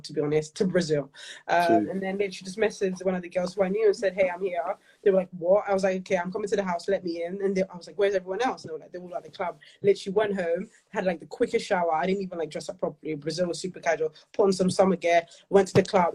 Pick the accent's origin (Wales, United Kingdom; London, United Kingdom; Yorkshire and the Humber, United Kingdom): London, United Kingdom; I grew up in Peckham, one of five, the youngest. Born and raised, as I said, in Peckham. Always lived in South London.